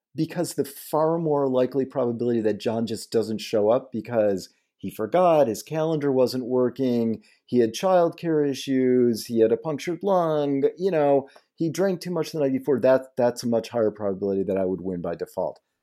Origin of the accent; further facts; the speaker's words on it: Detroit, Michigan, United States; I grew up in Detroit, right in Detroit